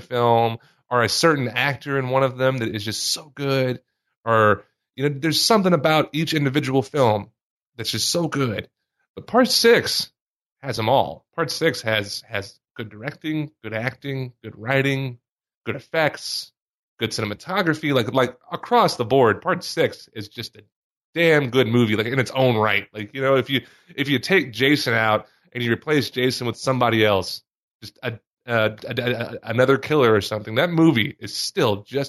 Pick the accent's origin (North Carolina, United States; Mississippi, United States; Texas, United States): Mississippi, United States; moved away as an adult; growing up in Mississippi